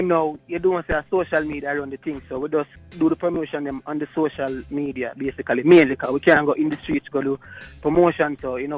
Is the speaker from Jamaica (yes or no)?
yes; Kingston, Jamaica; Hometown, Cockburn Pen